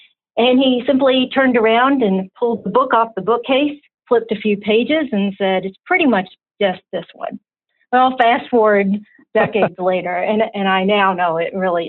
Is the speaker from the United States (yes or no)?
yes; Louisville, Kentucky, United States; now in Chicago, United States; I grew up in Louisville, Kentucky